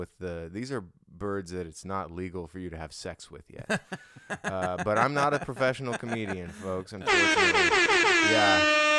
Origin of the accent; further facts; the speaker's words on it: Hawaii, United States; moved away; Back in my hometown of, I mean, just my home state of Hawaii